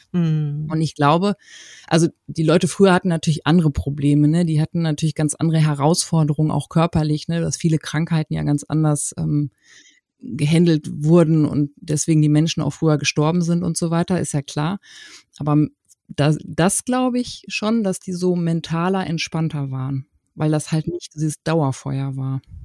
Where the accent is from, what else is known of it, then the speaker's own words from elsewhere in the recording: Paderborn, North Rhine-Westphalia, Germany; Ich komme aus Paderborn